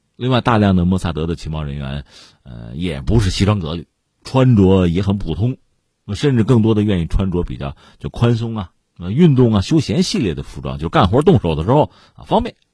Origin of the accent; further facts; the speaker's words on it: China; 我们中国人